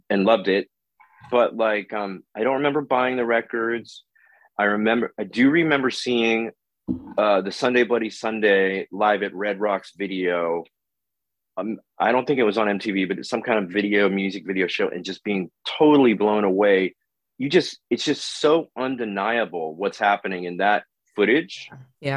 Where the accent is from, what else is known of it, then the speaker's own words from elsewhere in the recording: Oakland, California, United States; now in Los Angeles, United States; I'm from Oakland